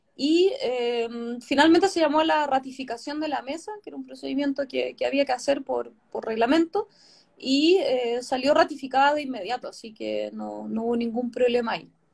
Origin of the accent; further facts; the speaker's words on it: Chiloé, Los Lagos, Chile; yo no soy de Santiago, soy chilota